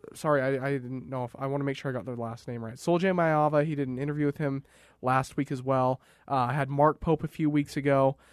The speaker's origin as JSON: {"language": "English", "town": "Raymond", "region": "Alberta", "country": "Canada", "tie": "born or raised there", "moved": "yes", "lives_now": "Utah, United States", "said": "I'm from Alberta, southern Alberta"}